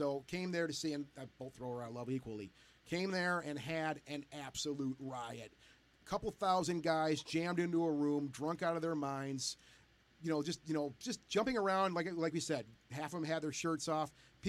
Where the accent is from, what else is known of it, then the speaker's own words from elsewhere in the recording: Detroit, Michigan, United States; we're from the Detroit area here.